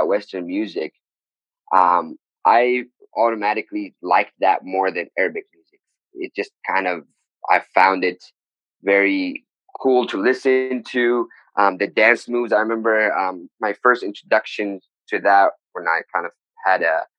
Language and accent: English; Sana'a, Amanat Al Asimah, Yemen; also born or lived in Taiz; So I am from Taiz. So I was born in Taiz, but my family did move in Sana'a when I was still a baby. So I grew up in Sana'a.